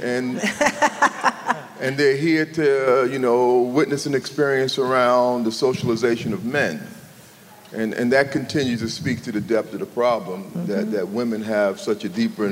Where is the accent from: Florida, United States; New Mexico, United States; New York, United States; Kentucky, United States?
New York, United States; New York City; I grew up in New York City, between Harlem and the Bronx